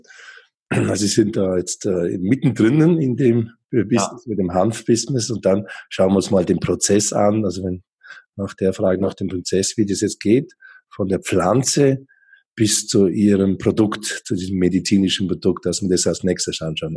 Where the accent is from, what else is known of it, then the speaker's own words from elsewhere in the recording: Allgäu, Bavaria, Germany; moved away as an adult; now in Switzerland; Ich bin selber auch auf dem Bauernhof im Allgäu aufgewachsen